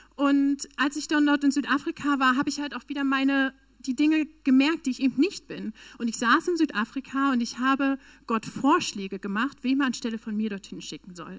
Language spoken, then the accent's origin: German; Northern Germany, Germany; moved away; also born or lived in Berlin / South Africa; Ich komme tatsächlich aus dem Norden Deutschlands, eigentlich.